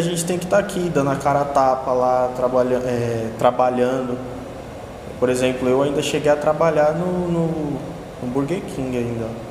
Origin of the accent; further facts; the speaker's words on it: Piauí, Brazil; moved away as an adult; now in Santo André, Brazil; eu sou de São Paulo, mas eu passei mais da metade da minha vida morando no Piauí